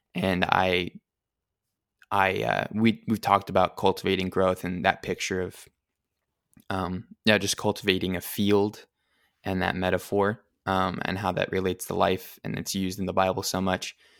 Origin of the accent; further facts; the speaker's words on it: Pleasant Hope, Missouri, United States; I grew up in Pleasant Hope, Missouri, which is close to Springfield